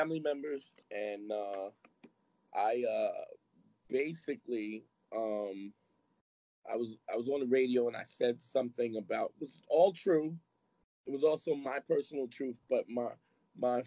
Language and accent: English; New York City, New York, United States; I grew up at a time when Brooklyn was real